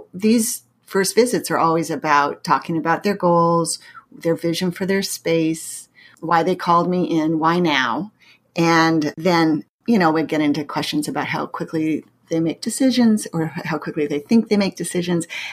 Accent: Pacific Northwest, United States; moved away as an adult; also born or lived in Massachusetts; now in St. Louis, United States; I grew up in the Pacific Northwest, and I went to college in Massachusetts, and I now live in the Midwest in St. Louis for the last going on 30 years.

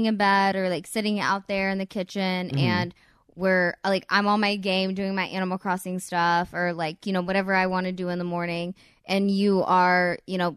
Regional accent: the South, United States; now in Los Angeles, United States; I'm from the South

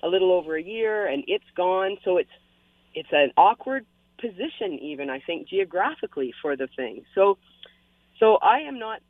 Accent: London, Ontario, Canada; now in Hamilton, Canada

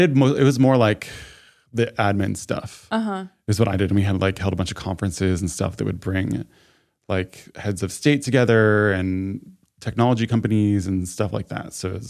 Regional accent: New York, United States; now in Los Angeles, United States; everyone where I'm from State New York, everyone moves to New York City.

